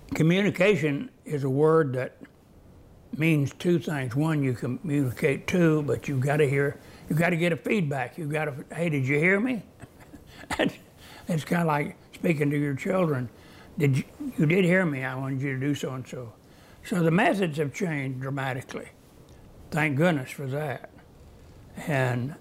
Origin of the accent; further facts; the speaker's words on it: Oklahoma, United States; I grew up in Oklahoma